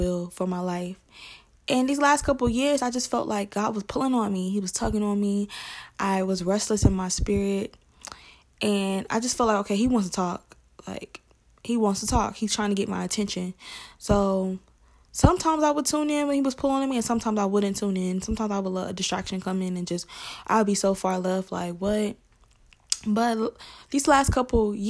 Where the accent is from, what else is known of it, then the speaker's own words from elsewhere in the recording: Atlanta, Georgia, United States; accent: Southern; So I'm from Atlanta, Georgia. So you may hear an accent. I'm from the South.